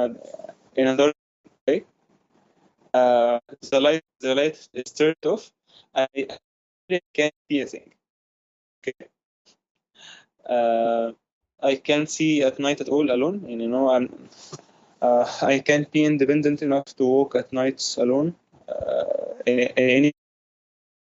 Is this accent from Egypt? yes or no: yes; Egypt; I am from Egypt, by the way. I was born in the 1997.